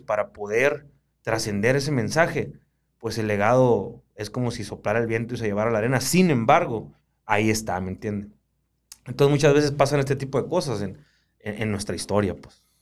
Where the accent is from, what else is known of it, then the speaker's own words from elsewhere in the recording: Baviácora, Sonora, Mexico; los chiltepineros de Baviácora